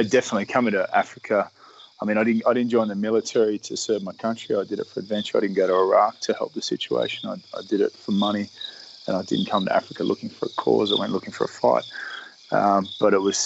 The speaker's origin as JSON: {"language": "English", "country": "Australia", "said": "I am an Australian sailor"}